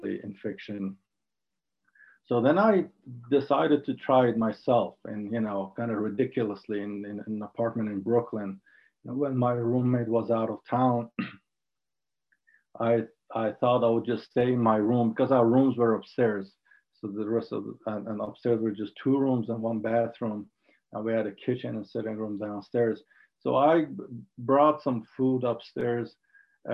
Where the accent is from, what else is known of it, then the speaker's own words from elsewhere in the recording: Ahvaz, Khuzestan, Iran; English is a second language; moved away; also born or lived in Tehran; I grew up in Ahvaz in south of Iran during the Iran-Iraq war